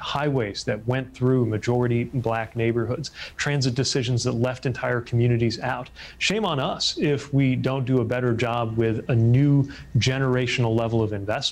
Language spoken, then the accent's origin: English; Indiana, United States; moved away as an adult; now in Washington, United States; the state of Indiana, my home state